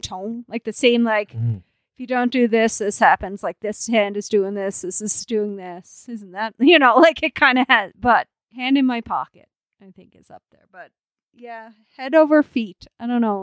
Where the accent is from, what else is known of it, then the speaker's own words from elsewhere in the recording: Canada; as a Canadian